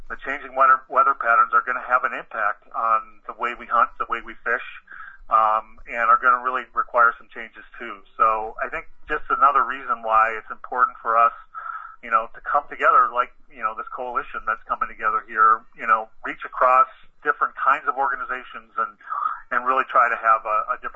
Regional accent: Watertown, Wisconsin, United States; the farmlands around Watertown, Wisconsin, where I grew up.

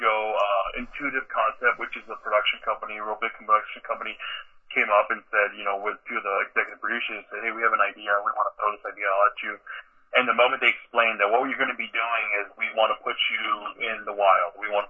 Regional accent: Port Edwards, Wisconsin, United States; I remember as a kid growing up, we would drive kind of on the countryside in central Wisconsin. So I grew up in Port Edwards

